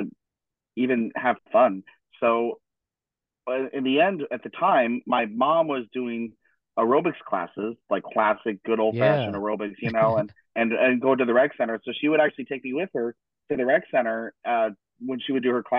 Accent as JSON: {"language": "English", "town": "Denver", "region": "Colorado", "country": "United States", "tie": "born or raised there", "moved": "yes", "lives_now": "Cologne, Germany", "said": "my hometown, Denver, Colorado"}